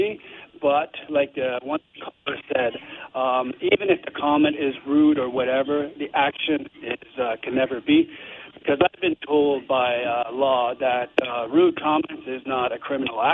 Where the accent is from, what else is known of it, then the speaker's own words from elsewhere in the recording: Canada; as Canadian